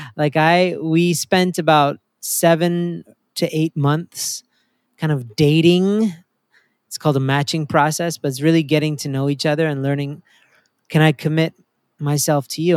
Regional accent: Canada; also born or lived in Maryland; now in United States; My wife and I are both immigrants to America. I'm from Canada.

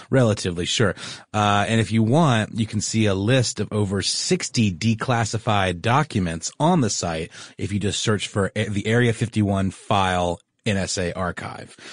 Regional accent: Augusta, Georgia, United States; I was born on a military base, but I don't remember it very well, but in my hometown of Augusta, Georgia

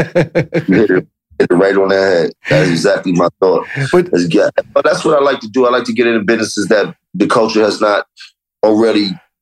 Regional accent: Harlem, New York, United States

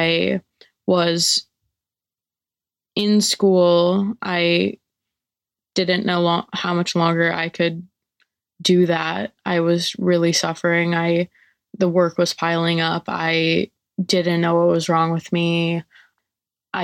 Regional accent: New York City, New York, United States; I'm from New York City.

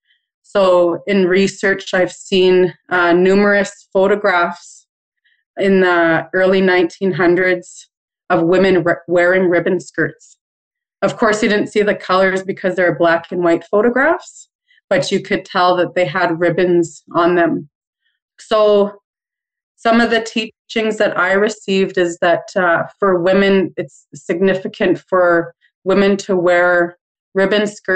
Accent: Waywayseecappo First Nation, Manitoba, Canada; I'm from the Turtle Clan, and I am from Wewe Sikapo First Nation, and it is in Treaty 4 territory

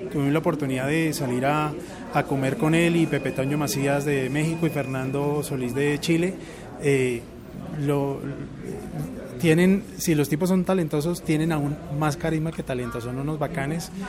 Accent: Bogotá, Colombia; also born or lived in Puerto Rico; nací en Puerto Rico. Eh, pero desde los siete años he vivido aquí en Colombia, entonces ya más rolo que boricua.

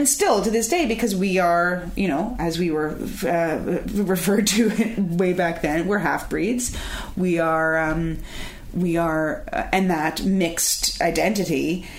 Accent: Toronto, Ontario, Canada; a Jewish woman from Toronto, born and bred in Toronto, Jewish. That's me.

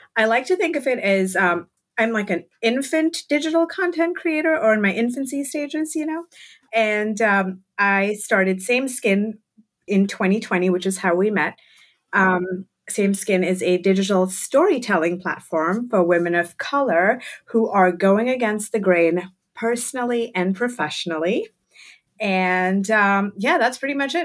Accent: Mumbai, Maharashtra, India; moved away as an adult; now in Brooklyn, United States; I grew up in Mumbai, India. I like to call it Bombay

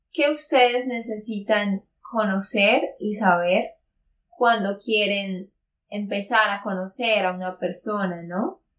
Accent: Santander, Colombia; also born or lived in Barranquilla, Colombia; de Santander, Colombia.

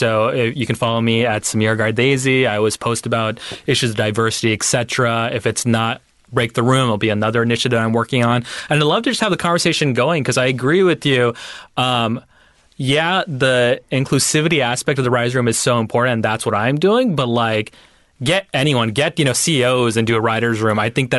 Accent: Pakistan; I am your Pakistani friend now.

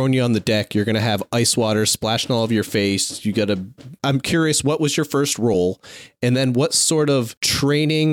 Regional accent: Vermont, United States; I grew up in Vermont

